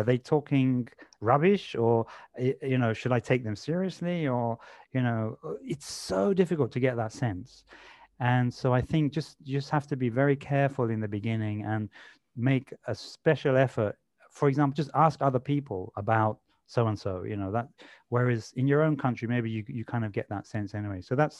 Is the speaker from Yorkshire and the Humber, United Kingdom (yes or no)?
no; London, United Kingdom; You know, I grew up in London. So you meet someone new in London for the first time.